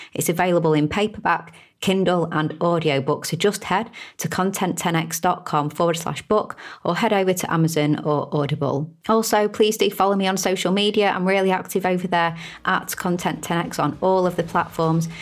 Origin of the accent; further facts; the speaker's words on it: United Kingdom; I'm a Brit, as you can probably tell from my accent.